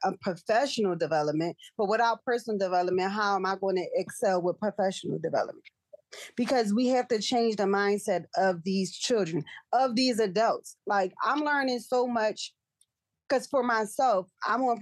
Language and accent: English; Philadelphia, Pennsylvania, United States; North Philly, again, I was raised there